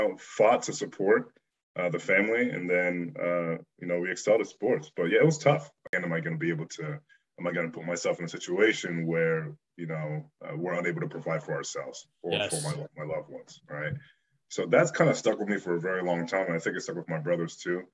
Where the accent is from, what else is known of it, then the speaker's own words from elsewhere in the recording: Bloomsburg, Pennsylvania, United States; also born or lived in Benin City, Nigeria; growing up in Bloomsburg, Pennsylvania was good